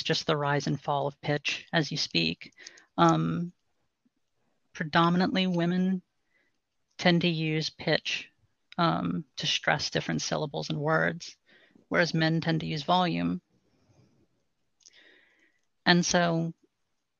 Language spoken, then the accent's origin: English; New Orleans, Louisiana, United States; I'm from basically the New Orleans area